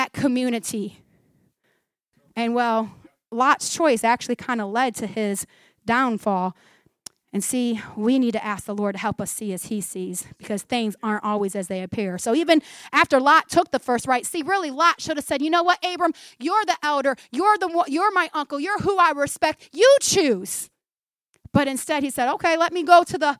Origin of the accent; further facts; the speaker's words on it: United States; American Christians